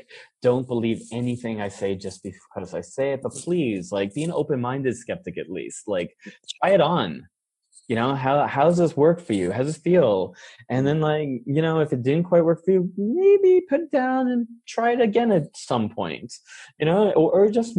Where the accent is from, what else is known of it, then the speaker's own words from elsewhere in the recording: New York, United States; moved away as an adult; also born or lived in San Francisco; I was born and raised in New York.